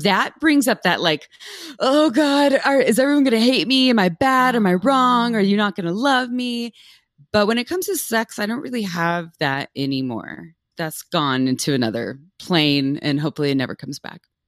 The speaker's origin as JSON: {"language": "English", "town": "Santa Cruz", "region": "California", "country": "United States", "tie": "born or raised there", "said": "I was raised in Santa Cruz, California"}